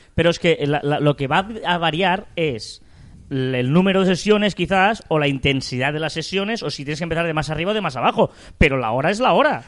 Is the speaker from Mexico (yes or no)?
no; Catalonia, Spain; Somos catalanes